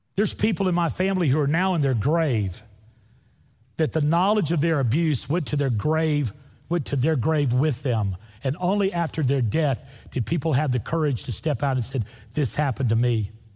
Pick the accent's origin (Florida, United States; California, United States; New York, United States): Florida, United States; Northwest; moved away; also born or lived in Opp, Alabama; Northwest Florida, where I'm from, where there's real rednecks. That's where I'm from.